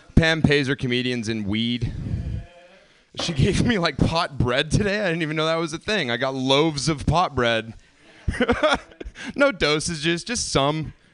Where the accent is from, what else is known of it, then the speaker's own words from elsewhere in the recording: the South, United States; now in California, United States; I came from the South originally